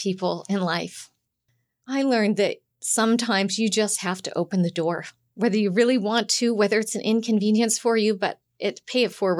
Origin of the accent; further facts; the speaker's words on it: Montana, United States; Truth be told, I'm a farmer's daughter, and I grew up in Big Sky Country on a sheep ranch.